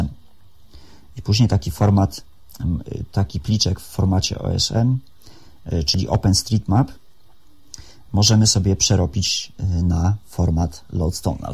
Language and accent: Polish; Szczecin, West Pomeranian Voivodeship, Poland; od urodzenia mieszkam y, na ulicy Santockiej na osiedlu Kaliny